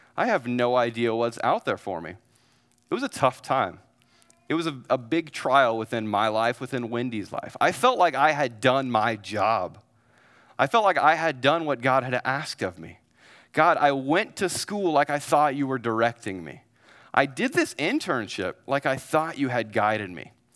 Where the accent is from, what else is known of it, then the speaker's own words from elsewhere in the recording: Missouri, United States; moved away as an adult; also born or lived in Dallas, Texas; now in San Antonio, United States; I'm from a great state that has four seasons called Missouri